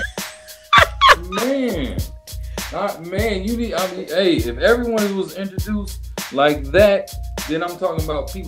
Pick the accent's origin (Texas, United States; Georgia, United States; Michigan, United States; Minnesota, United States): Michigan, United States; Detroit; moved away as an adult; now in Los Angeles, United States; I started on Woodward and Davidson. Because I grew up right there. I'm from Linwood and Puritan.